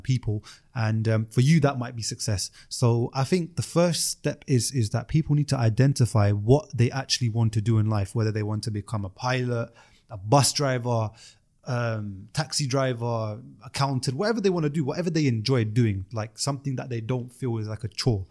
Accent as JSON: {"language": "English", "region": "London", "country": "United Kingdom", "said": "I'm from South London"}